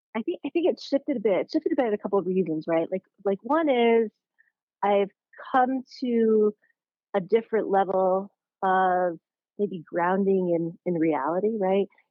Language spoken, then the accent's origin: English; Connecticut, United States; moved away as an adult; also born or lived in New York; now in San Francisco, United States; I grew up in Connecticut